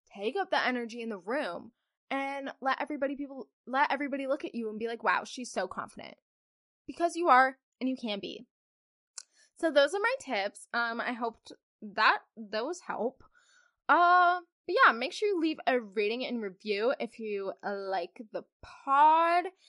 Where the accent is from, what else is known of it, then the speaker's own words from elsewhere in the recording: Kentucky, United States; I'm from Kentucky, guys. I'm a farm girl.